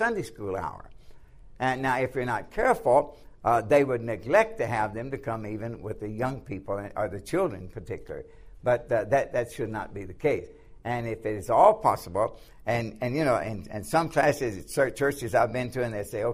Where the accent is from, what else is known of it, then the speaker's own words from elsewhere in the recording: the South, United States; now in Lancaster, United States; when I grew up in the South, the churches were lily white